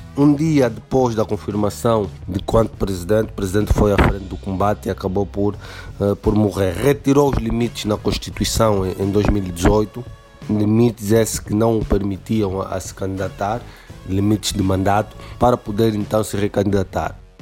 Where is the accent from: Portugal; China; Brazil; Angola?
Angola; do vosso irmão angolano do outro lado do Atlântico